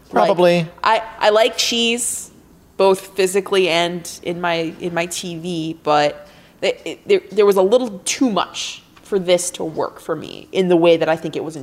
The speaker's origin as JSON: {"language": "English", "region": "Midwest", "country": "United States", "said": "Hey, Linda, are you from the Midwest? Is that like a Midwestern thing, maybe? I'm from the Midwest."}